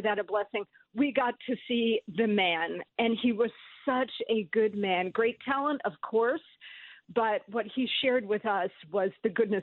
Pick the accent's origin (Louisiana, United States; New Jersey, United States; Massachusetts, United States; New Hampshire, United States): New Jersey, United States; I grew up in New Jersey